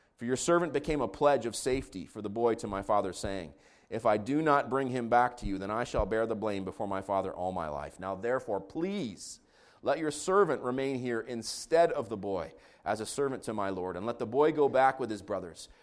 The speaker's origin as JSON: {"language": "English", "country": "Israel", "tie": "born or raised there", "moved": "yes", "said": "I grew up in Israel"}